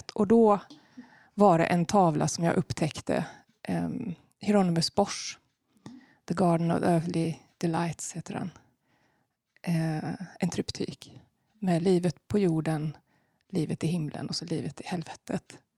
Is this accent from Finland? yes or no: no; Madrid, Community of Madrid, Spain; Jo, eh, jag är inte uppväxt i Sverige. Eh, mina föräldrar flyttade från Sverige på början på 70-talet. Och eh, början på 80-talet så flyttade de till Spanien, till Madrid.